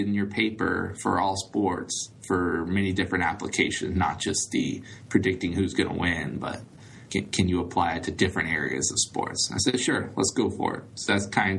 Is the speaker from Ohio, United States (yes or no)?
yes; Dayton, Ohio, United States; I grew up in the Dayton, Ohio area, went to high school here